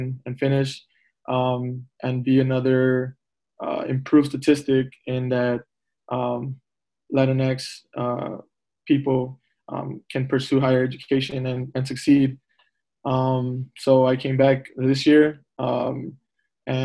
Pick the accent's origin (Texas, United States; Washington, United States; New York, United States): Texas, United States; Palmview; moved away as an adult; also born or lived in Michigan; I'm from Palm View, Texas, the Valley